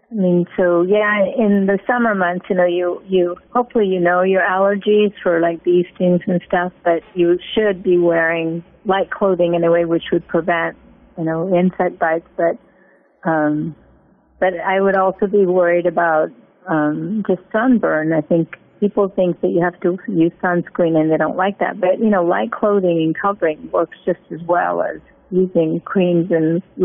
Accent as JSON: {"language": "English", "region": "Illinois", "country": "United States", "also_born_or_lived": "Ohio", "said": "Well, new thing when I moved down, because I'm from Illinois and Ohio"}